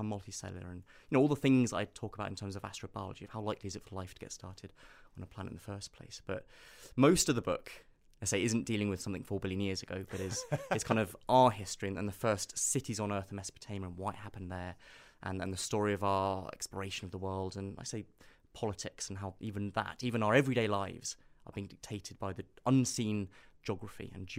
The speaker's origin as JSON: {"language": "English", "town": "Nairobi", "country": "Kenya", "tie": "born or raised there", "said": "So I grew up in East Africa. So in a sense, my own childhood in kind of school in Nairobi is very similar to our own childhood as a species."}